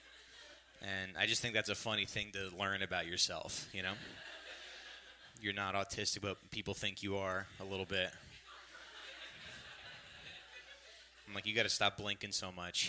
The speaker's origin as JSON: {"language": "English", "region": "New Jersey", "country": "United States", "tie": "born or raised there", "said": "I'm from Jersey originally. And, yeah, but Jersey was funny because growing up there"}